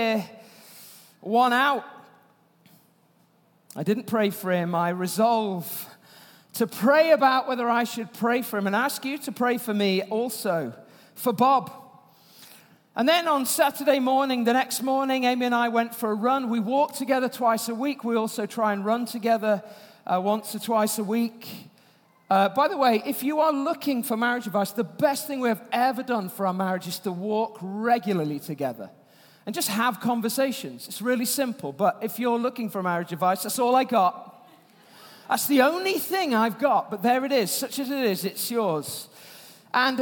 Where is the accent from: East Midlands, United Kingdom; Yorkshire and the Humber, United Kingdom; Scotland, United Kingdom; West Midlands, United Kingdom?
Yorkshire and the Humber, United Kingdom; I'm from Yorkshire